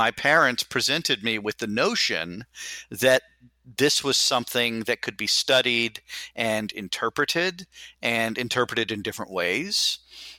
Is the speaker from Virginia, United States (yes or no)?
no; Houston, Texas, United States; I'm from Houston, Texas.